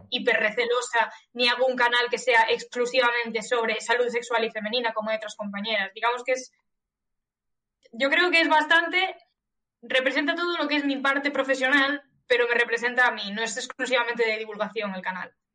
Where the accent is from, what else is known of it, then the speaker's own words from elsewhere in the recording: Galicia, Spain; moved away as an adult; now in Catalonia, Spain; soy gallega